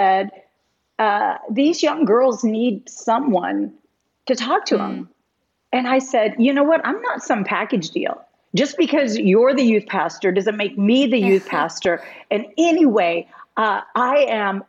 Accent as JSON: {"language": "English", "town": "West Lafayette", "region": "Indiana", "country": "United States", "tie": "born or raised there", "also_born_or_lived": "Tucson, Arizona", "moved": "yes", "said": "West Lafayette, Indiana, which was my hometown at the time"}